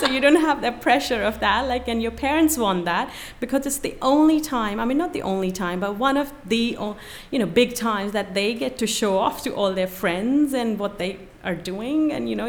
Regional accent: just outside of Delhi, India; moved away as an adult; growing up in India

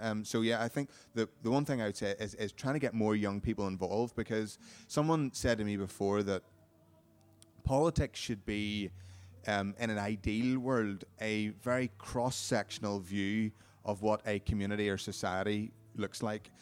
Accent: Carrickfergus, Northern Ireland, United Kingdom; my hometown, uh, Carrick Fergus

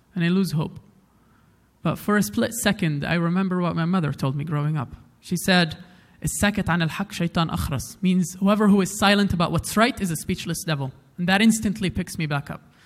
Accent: Umm al-Fahm, Haifa District, Israel; also born or lived in Afula; But where I grew up is a very special place because it's called Umm al Fahim.

